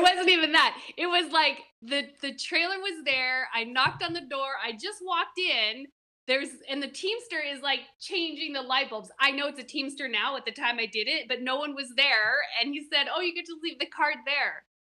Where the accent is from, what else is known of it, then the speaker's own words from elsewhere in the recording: Seattle, Washington, United States; moved away as an adult; also born or lived in West Coast / New York; I'm from the West Coast, Seattle originally, and I lived up and down the West Coast doing hair